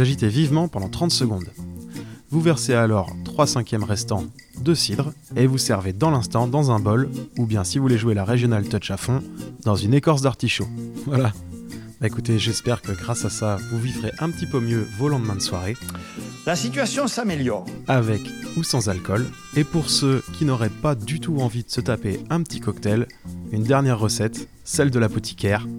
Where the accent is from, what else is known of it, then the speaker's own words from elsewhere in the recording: Brittany, France; de revenir par chez moi en Bretagne